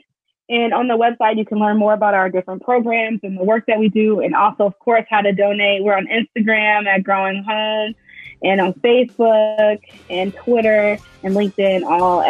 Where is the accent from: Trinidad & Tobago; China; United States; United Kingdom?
United States; Inglewood, California; still doing that work in my hometown